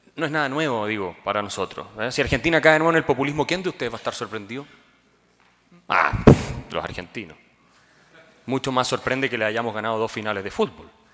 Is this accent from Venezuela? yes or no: no; Colombia; vengo desde Colombia